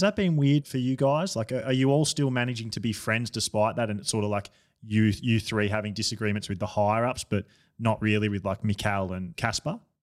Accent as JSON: {"language": "English", "country": "Australia", "said": "I'm an Australian"}